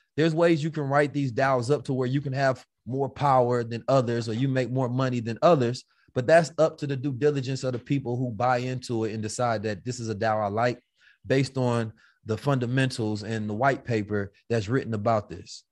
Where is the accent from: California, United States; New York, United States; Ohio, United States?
California, United States; Oakland; I'm from Oakland